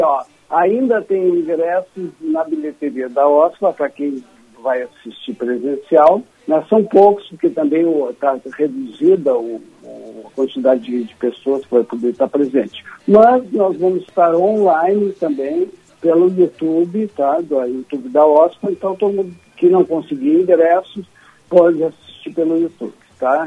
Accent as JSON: {"language": "Portuguese", "area": "the South", "region": "Rio Grande do Sul", "country": "Brazil", "said": "a gente aqui do Sul"}